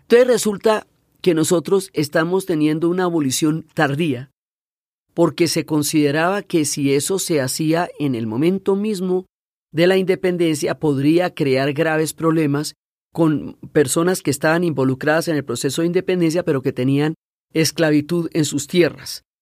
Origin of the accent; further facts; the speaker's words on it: Colombia; somos los colombianos